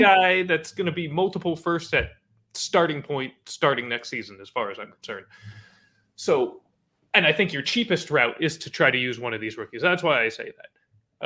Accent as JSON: {"language": "English", "area": "Bay Area", "region": "California", "country": "United States", "said": "I'm from the Bay Area"}